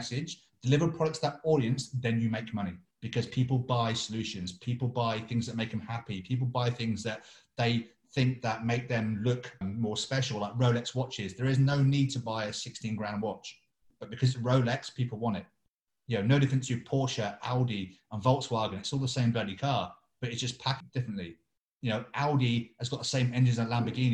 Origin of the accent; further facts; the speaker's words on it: England, United Kingdom; I'm English